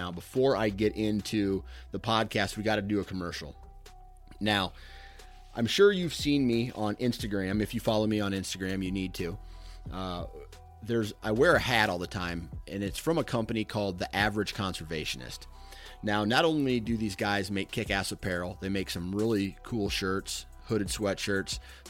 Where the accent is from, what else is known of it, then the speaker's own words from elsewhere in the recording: Iowa, United States; you know, I'm from Iowa